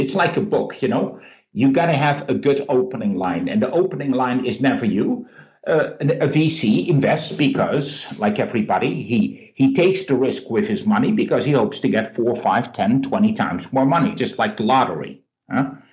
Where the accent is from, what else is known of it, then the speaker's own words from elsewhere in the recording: Netherlands; I'm being cynical from Holland